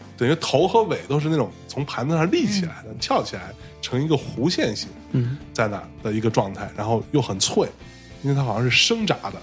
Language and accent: Chinese; Jiangsu, China; moved away; 我从小是在海边长大的